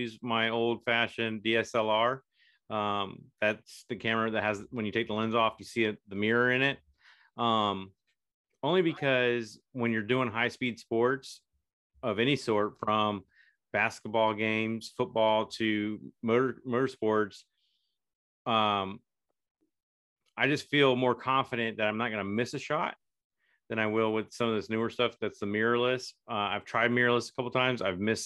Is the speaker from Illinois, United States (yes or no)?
no; Merritt Island, Florida, United States; moved away; I grew up in Merritt Island, Florida, so it's like home for me